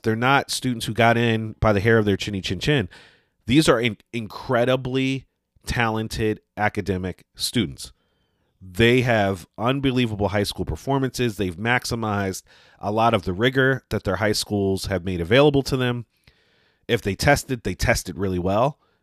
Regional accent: Northeast, United States; growing up in the Northeast

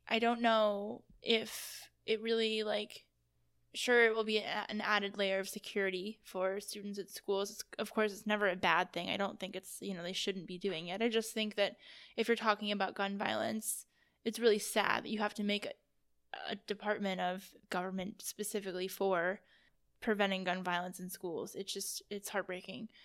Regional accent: East Coast, United States; now in Columbus, United States; I'm from the East Coast

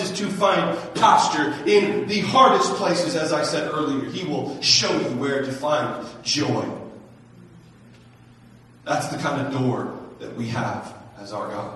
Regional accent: United States; American Christians

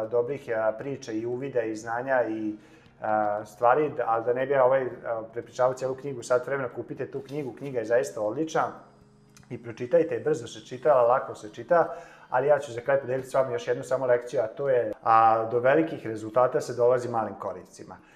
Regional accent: Serbia

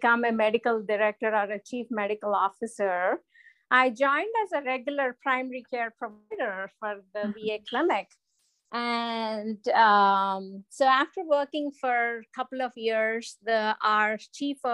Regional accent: India; moved away as an adult; also born or lived in Arizona; now in United States; growing up in India

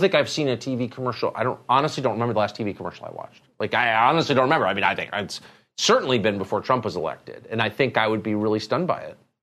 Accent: Southern California, United States; growing up in Southern California, you know, we smoked marijuana every day

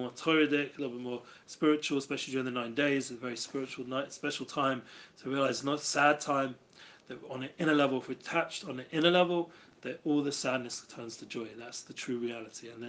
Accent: Germany; English is a second language; I'm from Germany, yes, just came in just in time before we rounded off the class

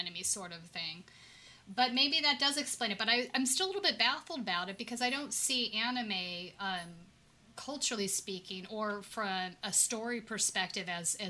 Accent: California, United States; I'm a Californian

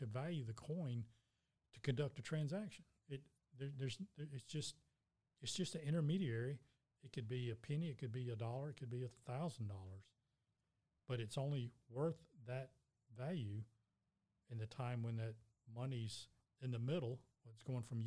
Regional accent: United States; As an American citizen

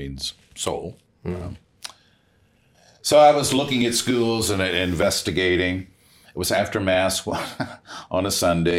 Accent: Chicago, Illinois, United States; He was working at the Central State Hospital, but I'm from Chicago.

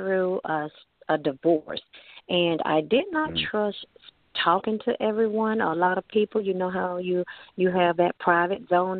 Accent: Lithonia, Georgia, United States; Georgia, Lithonia, Georgia.

